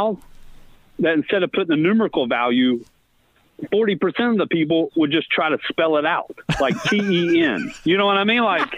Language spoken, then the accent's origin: English; Virginia, United States; growing up in Virginia